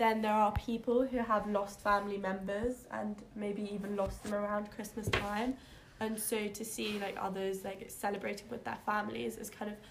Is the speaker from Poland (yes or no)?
yes; Poland; now in London, United Kingdom; I'm from Poland and I live in London.